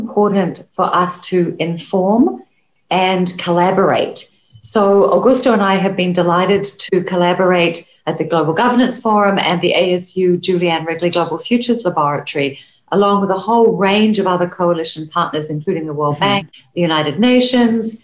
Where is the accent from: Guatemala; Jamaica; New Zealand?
New Zealand; I'm from New Zealand